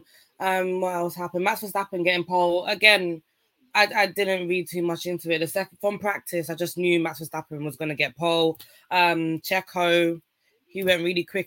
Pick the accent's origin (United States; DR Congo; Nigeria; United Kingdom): Nigeria; in my language, yeah, I'm Nigerian